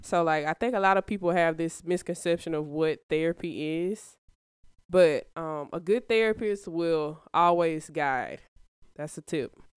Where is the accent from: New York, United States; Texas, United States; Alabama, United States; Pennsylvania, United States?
Alabama, United States; Birmingham; I'm from Birmingham, been here my whole life.